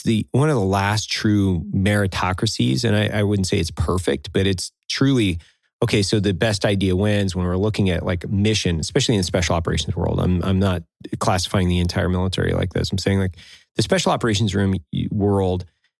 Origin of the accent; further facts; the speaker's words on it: Northern Idaho, United States; moved away; I came from Northern Idaho